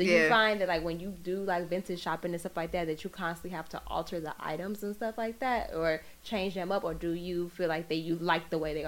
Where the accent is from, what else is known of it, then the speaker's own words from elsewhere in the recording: Chicago, Illinois, United States; because I'm originally from Chicago.